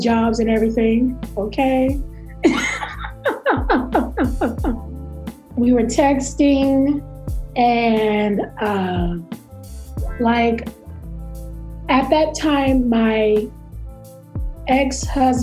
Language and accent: English; Texas, United States; You know how people try to treat Texas like we don't believe science.